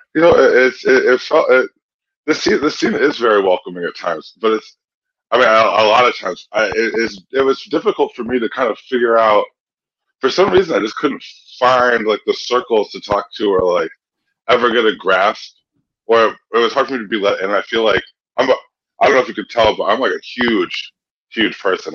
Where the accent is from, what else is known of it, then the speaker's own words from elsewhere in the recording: Kalamazoo, Michigan, United States; also born or lived in Boston; now in Chicago, United States; I'm from Kalamazoo